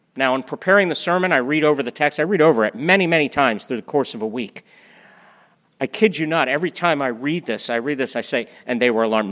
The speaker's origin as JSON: {"language": "English", "region": "Florida", "country": "United States", "said": "We're all from Florida"}